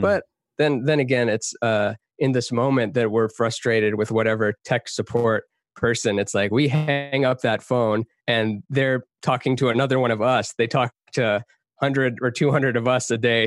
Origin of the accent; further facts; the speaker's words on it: Texas, United States; moved away; also born or lived in Canada; I grew up half in Texas, half in Canada. My parents are from Iran.